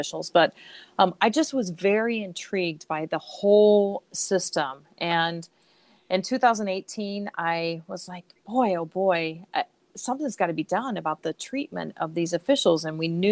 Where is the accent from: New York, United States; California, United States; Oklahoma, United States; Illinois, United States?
Illinois, United States; Central; moved away as an adult; also born or lived in Chicago; When I grew up in Central Illinois and moved to Chicago in 1990